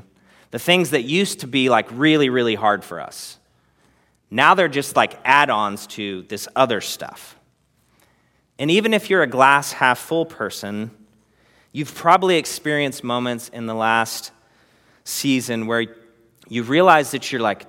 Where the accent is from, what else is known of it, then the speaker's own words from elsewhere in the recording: Texas, United States; And I'm a Texan and I have what it takes.